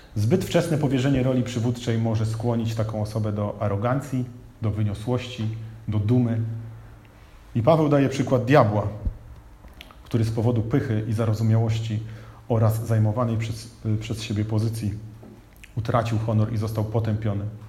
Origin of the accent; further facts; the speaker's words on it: Bydgoszcz, Kuyavian-Pomeranian Voivodeship, Poland; miasto, w którym się urodziłem, miasto, w którym jesteśmy, czyli Bydgoszcz